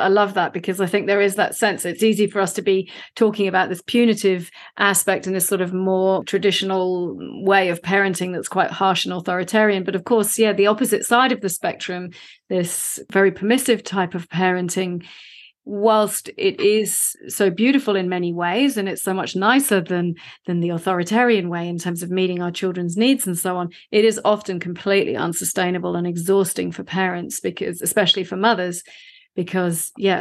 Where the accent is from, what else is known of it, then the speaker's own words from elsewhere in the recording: London, United Kingdom; now in Australia; I was raised in the UK. I'm from London originally.